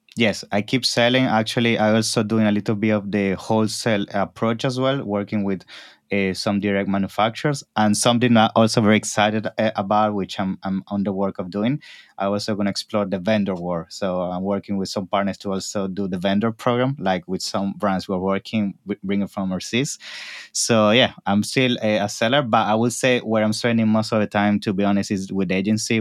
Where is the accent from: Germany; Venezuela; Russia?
Venezuela; moved away as an adult; also born or lived in Naples, Italy / New York, United States / Toronto, Canada; now in London, United Kingdom; Yes, I was born in Italy, in Naples, when I was around three, my family, eh, moved for business purposes to Venezuela.